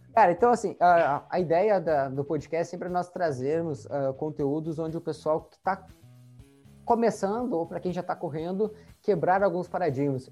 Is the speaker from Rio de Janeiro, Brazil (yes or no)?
no; Santa Maria, Rio Grande do Sul, Brazil; nós somos da cidade de Santa Maria